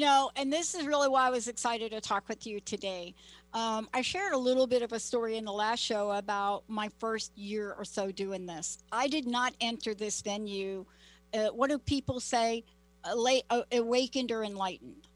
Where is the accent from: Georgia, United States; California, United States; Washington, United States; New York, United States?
New York, United States; New York City; now in Seattle, United States; growing up in the Bronx and living in the projects